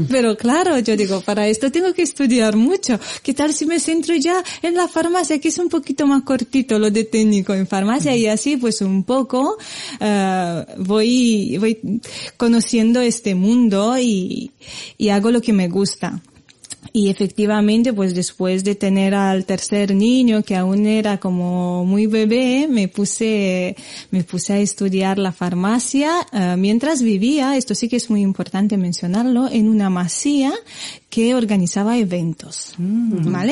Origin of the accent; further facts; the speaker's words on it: Romania; Spanish is a second language; moved away as an adult; now in Spain; antes de, mudarme aquí a España, que ya llevo años, de hecho, si, si cuento bien, creo que tiro ya para los 16 años aquí, me considero más española que, que rumana